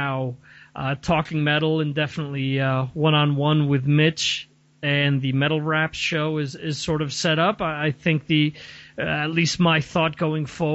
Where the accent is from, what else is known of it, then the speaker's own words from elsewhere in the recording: New Jersey, United States; growing up in North Jersey